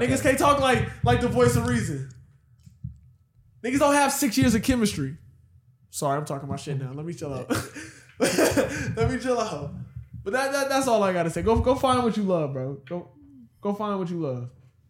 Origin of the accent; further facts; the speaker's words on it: Houston, Texas, United States; We're from Houston.